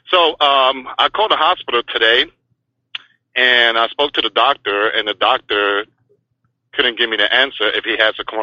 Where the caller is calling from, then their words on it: Florida, United States; I'm calling from the state of Florida.